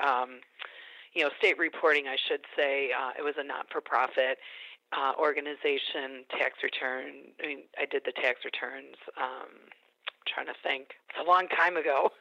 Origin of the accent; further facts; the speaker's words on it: Chicago, Illinois, United States; I'm from Chicago originally, born and raised